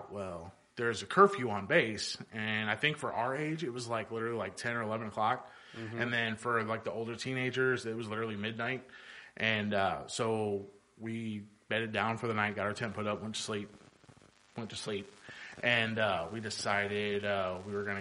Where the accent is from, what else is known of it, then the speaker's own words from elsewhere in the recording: North Highlands, California, United States; moved away; I grew up in North Highlands, and that's where I first started playing soccer at.